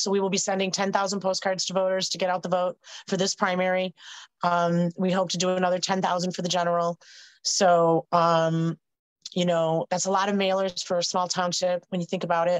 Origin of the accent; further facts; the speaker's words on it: Cook County, Illinois, United States; moved away as an adult; now in DuPage County, United States; I come from Cook County. It's where I was born and raised. But I've been in DuPage for 7 years now